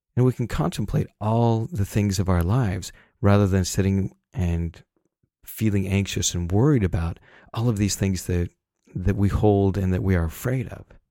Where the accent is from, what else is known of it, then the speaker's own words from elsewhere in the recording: Salt Lake City, Utah, United States; I grew up in Salt Lake City